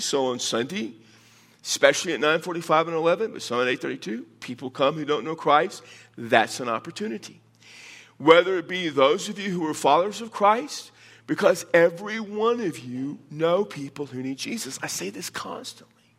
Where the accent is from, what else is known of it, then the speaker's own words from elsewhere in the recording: Texas, United States; now in Las Cruces, United States; I'm from Texas